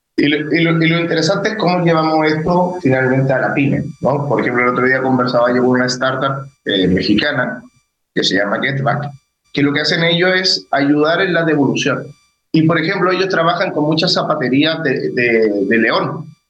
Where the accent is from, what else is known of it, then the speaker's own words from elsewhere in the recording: Chile; ya soy chileno